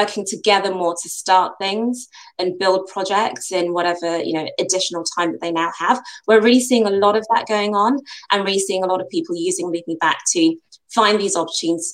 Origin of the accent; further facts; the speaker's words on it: United Kingdom; Nigerian heritage, but born and bred in the UK. As you can tell, my accent suggests I've been here for far too long